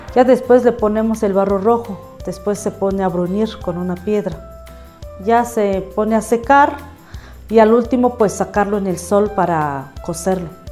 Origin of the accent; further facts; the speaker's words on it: San Marcos Tlapazola, Oaxaca, Mexico; Soy originaria de San Marcos Tapazola